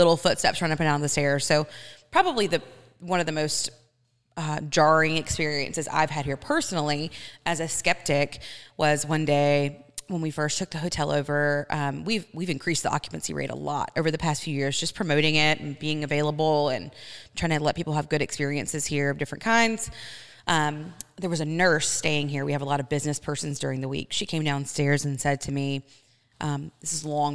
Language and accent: English; Athens, Georgia, United States; moved away as an adult; also born or lived in Atlanta, Georgia; now in Washington, United States; I'm from Athens, Georgia, but we lived in Atlanta.